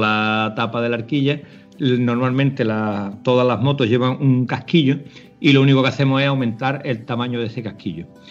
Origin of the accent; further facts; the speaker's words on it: Almonte, Andalusia, Spain; de, Almonte, de Huerva